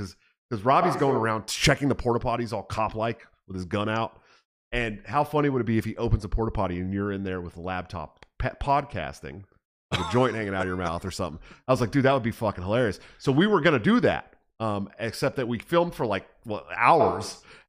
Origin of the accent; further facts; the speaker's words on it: San Francisco, California, United States; I'm from San Francisco.